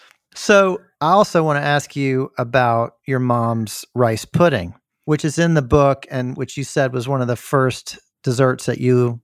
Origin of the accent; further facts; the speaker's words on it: Memphis, Tennessee, United States; I'm from Memphis.